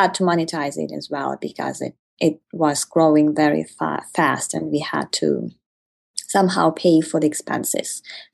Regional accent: Ukraine; I come from Ukraine.

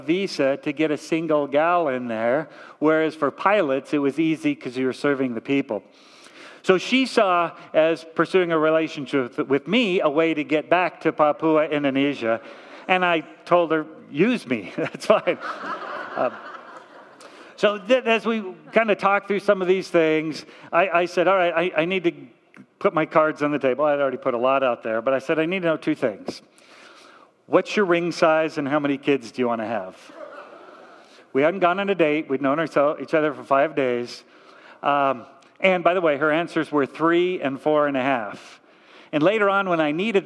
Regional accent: Torrance, California, United States; I was raised in Torrance, not too far from here

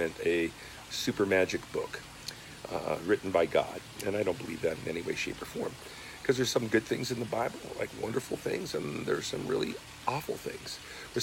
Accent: United States; also born or lived in Ojai, California; I was born in America. My parents came here as immigrants, like many people. I'm born here

